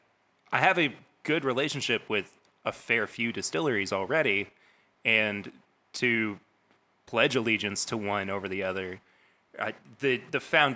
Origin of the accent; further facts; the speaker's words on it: Lexington, Kentucky, United States; I'm from Lexington.